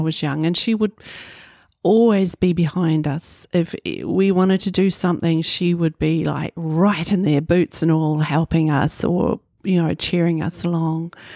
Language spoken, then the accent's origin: English; Kohukohu, Northland, New Zealand; also born or lived in Kaitaia; now in Auckland, New Zealand; I was born in Kaitaia. I grew up in a little town, Kahu Kahu, on Hokianga Harbour